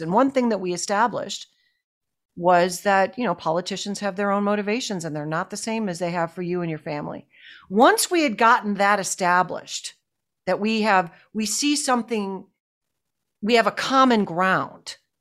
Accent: Buffalo, New York, United States; I grew up in Buffalo, New York

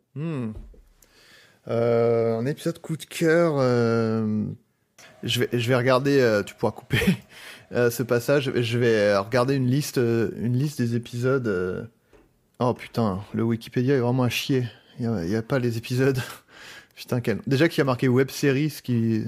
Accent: Paris, Île-de-France, France; je suis parisien

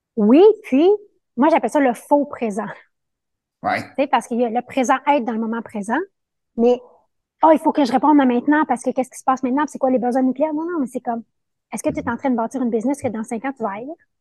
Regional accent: Montreal, Quebec, Canada; also born or lived in Costa Rica; je suis de Montréal, mais là, je suis dans une aventure de six mois au Costa Rica

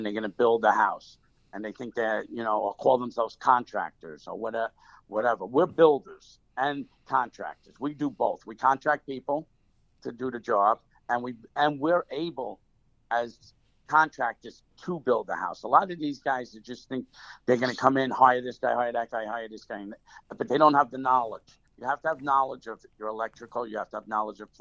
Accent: Bergenfield, New Jersey, United States; also born or lived in Bronx, New York; I grew up in the Bronx till 5 years old. Then I came to suburbia, Bergenfield, New Jersey.

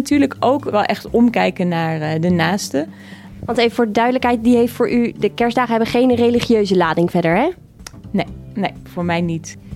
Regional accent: Veenendaal, Utrecht, Netherlands; Nou ja, ik ben eh, opgegroeid in Veenendaal. Daar ga ik ook kerst vieren. En dat is natuurlijk eh, een gebied waar veel mensen gelovig zijn.

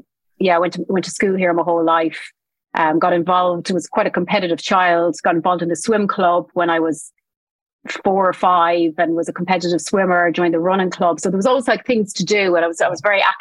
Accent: Tipperary, Munster, Ireland; I'm from Tipperary in Ireland, which is, it's like the largest inland county in Ireland.

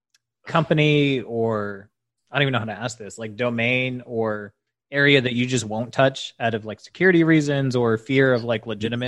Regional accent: Houston, Texas, United States; moved away; So I'm from Houston originally.

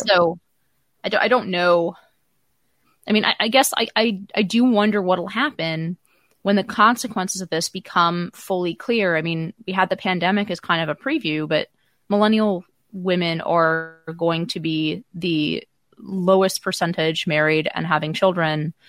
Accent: Silicon Valley, California, United States; I grew up in Silicon Valley

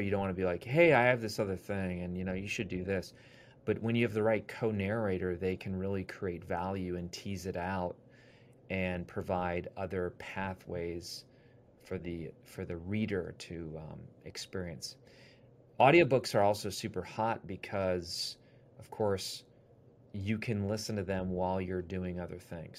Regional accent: Wisconsin, United States; now in Ohio, United States; I grew up in Wisconsin. Now I live in Ohio

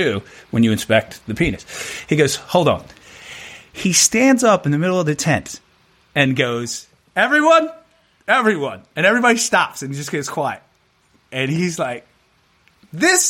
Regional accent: Annapolis, Maryland, United States; I'm from Annapolis, Maryland, right? So I'm from the DC, Baltimore area.

